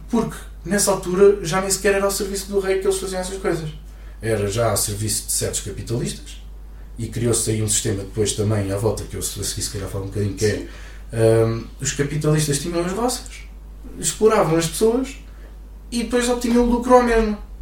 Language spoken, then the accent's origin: Portuguese; Santarém, Santarém District, Portugal; venho de Santarém